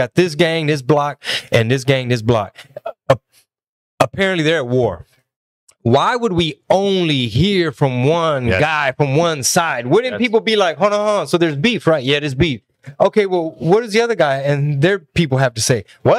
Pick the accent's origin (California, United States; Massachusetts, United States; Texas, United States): Texas, United States; being from Texas